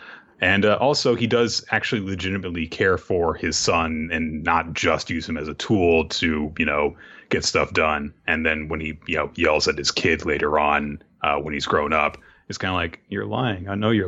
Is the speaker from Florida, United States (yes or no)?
yes; Florida, United States; I'm from Florida, Chico. You can't kill me. I'm already dead.